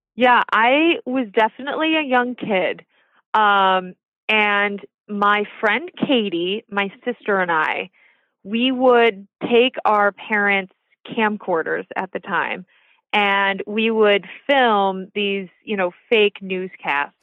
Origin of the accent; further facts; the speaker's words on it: Orchard Park, New York, United States; also born or lived in Ithaca, New York / Boise, Idaho; I grew up kind of in the outskirts of Orchard Park near Boston area